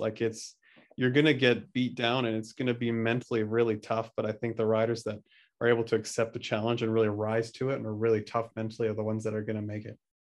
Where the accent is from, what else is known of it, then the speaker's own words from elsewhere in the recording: just outside Vancouver, BC, British Columbia, Canada; where I grew up just outside Vancouver, B C, Canada.